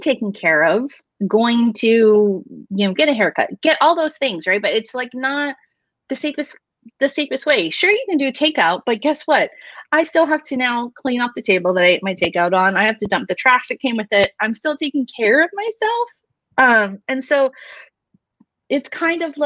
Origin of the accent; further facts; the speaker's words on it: Hawaii, United States; moved away; So I'm Hawaiian, but my therapist back in Hawaii, he incorporated a lot of our culture into our therapy sessions.